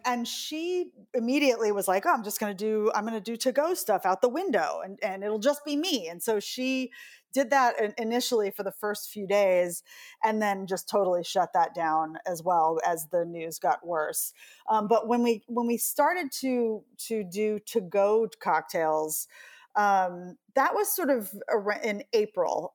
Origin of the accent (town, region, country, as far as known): New York City, New York, United States